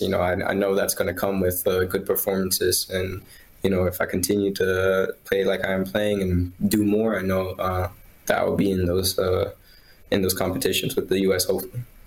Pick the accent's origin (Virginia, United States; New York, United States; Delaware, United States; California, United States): Virginia, United States; now in Wolfsburg, Germany; where I'm from, uh, in Virginia